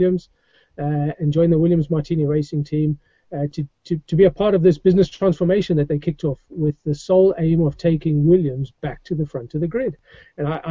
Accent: South Africa; moved away as an adult; now in England, United Kingdom; I grew up in South Africa

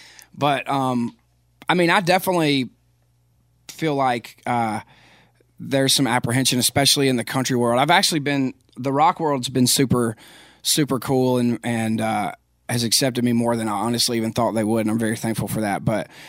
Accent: Philadelphia, Pennsylvania, United States; but I loved my hometown, and a lot of people, most people in Philadelphia love Philadelphia.

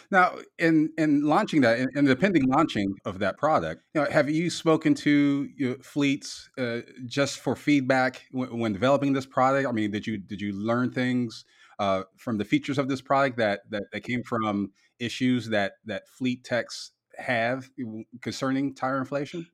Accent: Canton, Ohio, United States; based out of my hometown of Canton, Ohio.

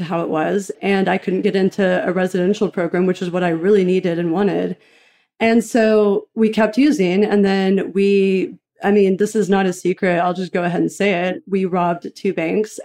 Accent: Knoxville, Tennessee, United States; I grew up in a fairly averagely dysfunctional, eccentric house. I'm from Knoxville, Tennessee

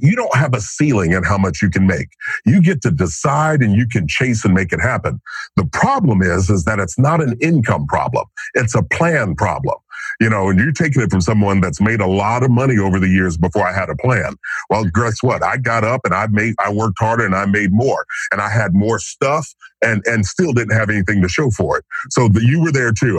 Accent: Kentucky, United States; now in Franklin, United States; growing up in Kentucky, sitting on the front porch

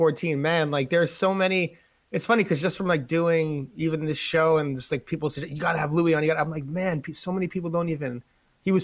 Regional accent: New York, United States; we're from New York

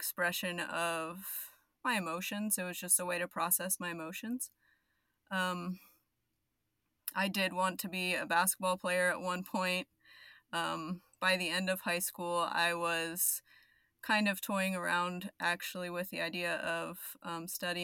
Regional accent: Arizona, United States; now in Dallas, United States; I live in Dallas. I'm originally from Arizona

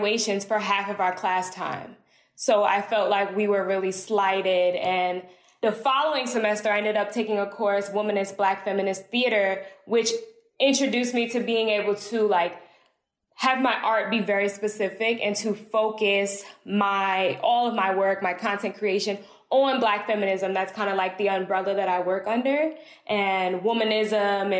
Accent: East Orange, New Jersey, United States; now in Atlanta, United States; I'm from East Orange, New Jersey. Now I live in Atlanta, Georgia

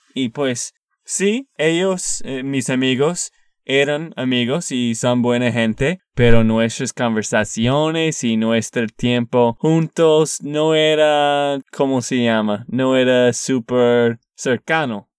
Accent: Texas, United States; Spanish is a second language; also born or lived in Colombia; de Texas, Estados Unidos

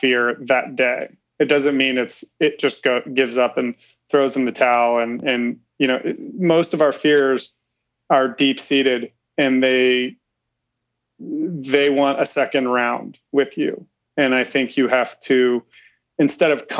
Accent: Ohio, United States; I grew up in that Amish country, Ohio

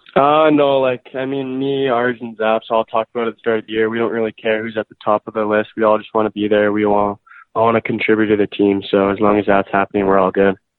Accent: St. Albert, Alberta, Canada; grew up in St. Albert, and I'm still living there.

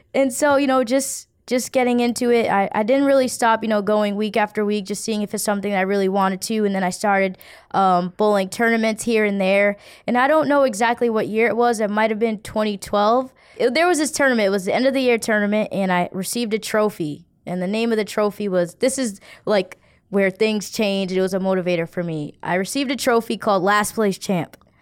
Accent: Providence, Rhode Island, United States; Growing up in Providence, I, I don't, I won't say it was, you know, I had too, too difficult of a childhood.

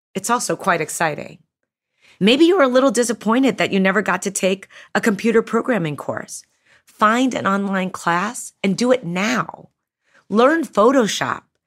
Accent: Chicago, Illinois, United States; I grew up in Chicago as the youngest of six to a single mom.

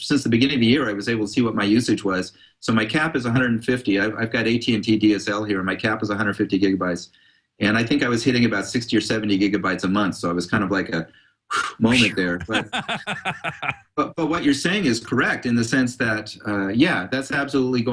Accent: Palo Alto, California, United States; I grew up in Palo Alto, actually, in a neighborhood where some of the Grateful Dead lived

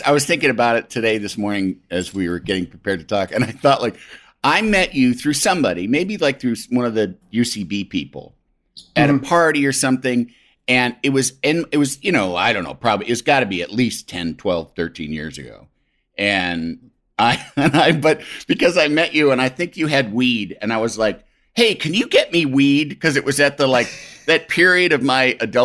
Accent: Yorkville, Illinois, United States; I'm from out west. Yorkville is where I grew up

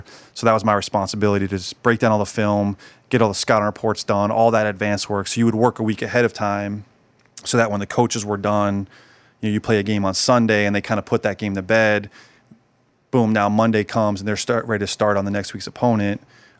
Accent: Detroit, Michigan, United States; I'm from Detroit and proud of it and flying colors and game days were really cool.

